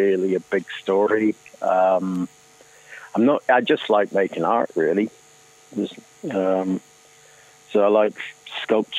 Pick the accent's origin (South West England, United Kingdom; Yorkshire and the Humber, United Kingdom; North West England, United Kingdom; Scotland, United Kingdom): Scotland, United Kingdom; moved away as an adult; now in Cork, Ireland; I'm originally from Scotland. I've been in Cork about 20 years